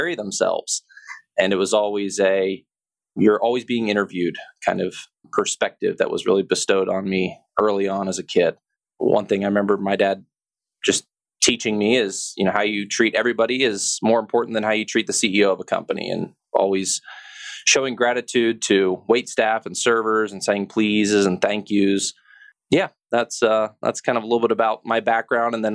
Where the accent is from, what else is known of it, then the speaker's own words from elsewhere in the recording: Cincinnati, Ohio, United States; also born or lived in Midland, Michigan / Houston, Texas; And that's really where I kind of grew up, is in Cincinnati, Ohio.